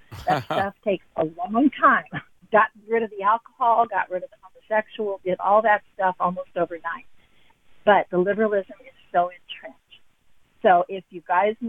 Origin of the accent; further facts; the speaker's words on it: Portland, Oregon, United States; I'm from Portland, Oregon